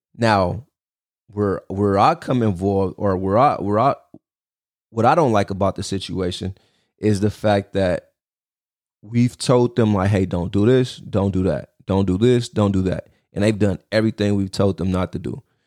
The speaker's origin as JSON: {"language": "English", "country": "United States", "said": "as American citizens today."}